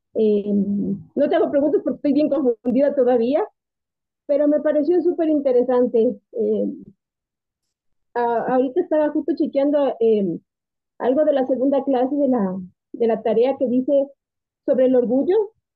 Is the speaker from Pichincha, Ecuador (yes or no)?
yes; Quito, Pichincha, Ecuador; soy de Quito